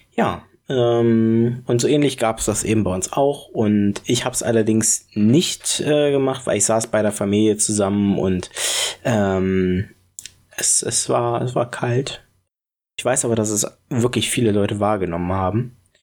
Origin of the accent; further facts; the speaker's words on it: Berlin, Germany; Ich komme ja aus der Ecke, deswegen vielleicht finde, verbinde ich da auch was Persönliches mit. Spandau